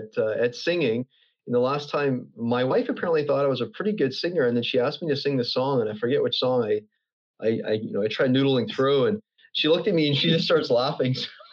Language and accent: English; Altona, Manitoba, Canada; I was born in 1976 in Altona, Manitoba, Canada. So Manitoba is a province. It's directly north of North Dakota. So it's central Canada. Small little community of about, at the time, I think roughly 4,000 or 5,000 people.